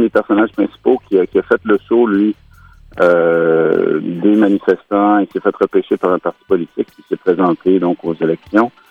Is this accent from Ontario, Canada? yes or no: no; Quebec, Canada; ben, c'est certain que nous, ben moi, j'ai grandi en deux référendums.